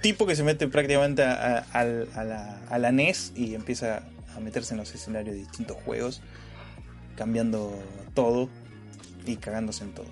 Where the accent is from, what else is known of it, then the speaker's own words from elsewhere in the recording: Argentina; soy argentino